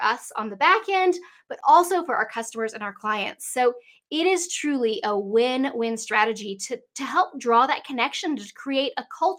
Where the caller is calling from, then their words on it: Asheville, North Carolina, United States; I am here from Asheville, North Carolina. So in the mountains of North Carolina.